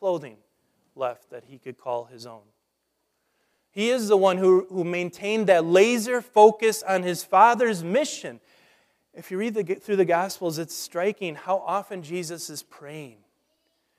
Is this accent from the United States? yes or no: yes; Nebraska, United States; growing up in Nebraska